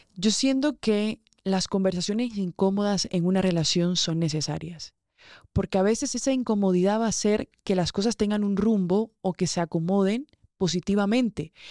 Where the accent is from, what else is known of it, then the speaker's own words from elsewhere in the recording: Barranquilla, Atlántico, Colombia; moved away as an adult; de donde yo vengo, los que me conocen de Barranquilla, saben que allá hay fiesta viernes, sábado y domingo